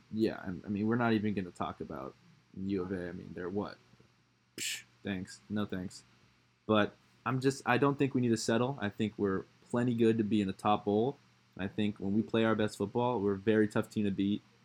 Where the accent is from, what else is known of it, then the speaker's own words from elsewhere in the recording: California, United States; I'm, I'm personally from California, so I know what it's like there